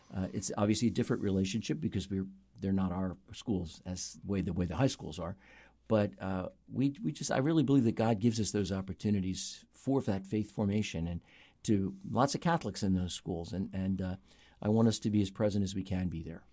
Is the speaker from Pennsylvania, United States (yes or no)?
yes; North Wales, Pennsylvania, United States; I grew up in Montgomery County, Pennsylvania, outside the city in a, in a little town called North Wales